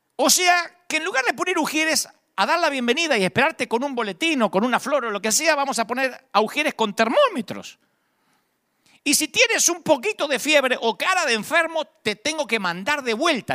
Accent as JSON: {"language": "Spanish", "country": "Argentina", "moved": "yes", "lives_now": "United States", "said": "en Argentina le pagamos a DGI"}